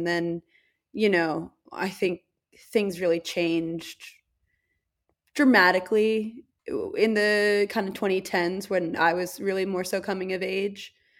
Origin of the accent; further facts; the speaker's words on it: New York City, New York, United States; born there; I was born in New York City and like I have a lot of family who is from there